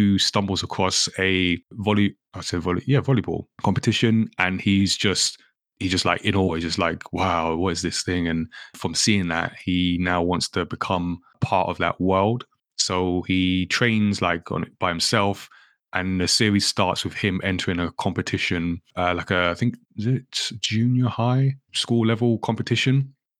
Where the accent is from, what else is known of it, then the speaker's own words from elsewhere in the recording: Ghana; I'm from Ghana.